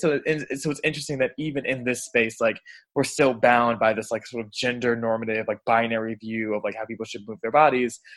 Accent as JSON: {"language": "English", "town": "Atlanta", "region": "Georgia", "country": "United States", "moved": "yes", "lives_now": "Washington, DC, United States", "said": "I live in DC right now, but I'm actually originally from Atlanta, Georgia."}